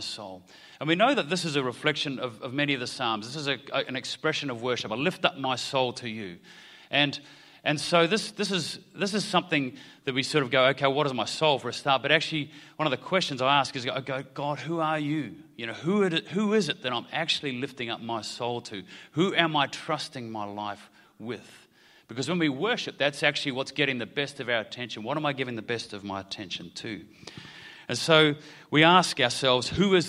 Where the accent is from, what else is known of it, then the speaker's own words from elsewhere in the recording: New Zealand; now in Australia; I grew up in Aotearoa, New Zealand.